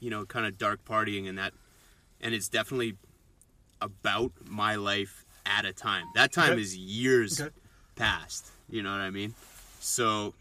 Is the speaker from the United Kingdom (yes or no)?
no; Manitoba, Canada; born or raised there